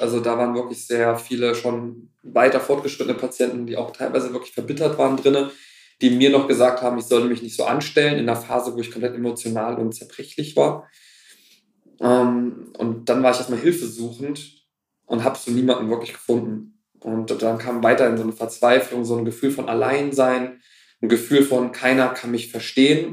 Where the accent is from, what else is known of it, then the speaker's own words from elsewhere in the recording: Kassel, Hesse, Germany; also born or lived in Wuppertal; bin zurück nach Kassel, meine Heimatstadt